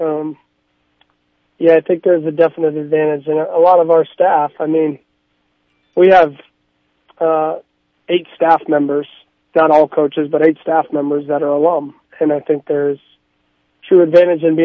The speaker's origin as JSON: {"language": "English", "region": "Arizona", "country": "United States", "moved": "as an adult", "lives_now": "South Dakota, United States", "said": "I'm from Arizona"}